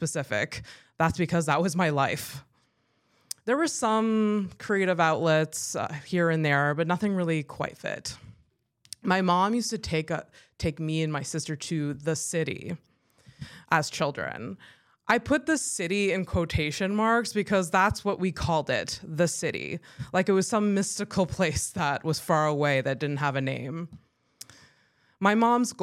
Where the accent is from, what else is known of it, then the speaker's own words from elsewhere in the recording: Howick, Quebec, Canada; moved away as an adult; now in Montreal, Canada; Howick is a small town southeast of Montreal